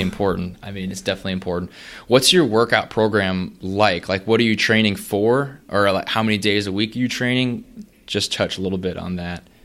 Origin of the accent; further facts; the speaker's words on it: North Dakota, United States; moved away as an adult; now in Lincoln, United States; I'm from North Dakota, but eventually came down here